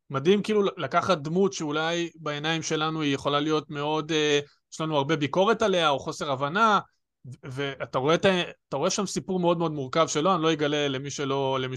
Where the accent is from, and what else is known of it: Jerusalem, Jerusalem District, Israel